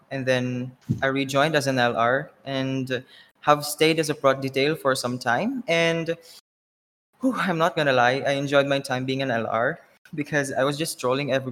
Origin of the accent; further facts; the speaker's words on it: Philippines; moved away as an adult; now in Thailand; but I'm from the Philippines, but I'm currently living in Thailand for almost a year now.